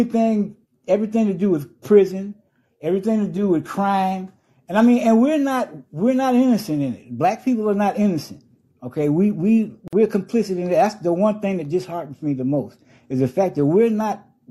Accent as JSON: {"language": "English", "town": "Chicago", "region": "Illinois", "country": "United States", "tie": "born or raised there", "said": "I was born and raised in Chicago"}